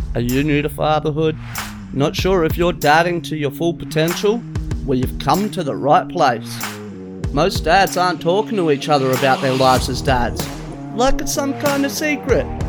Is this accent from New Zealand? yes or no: no; Australia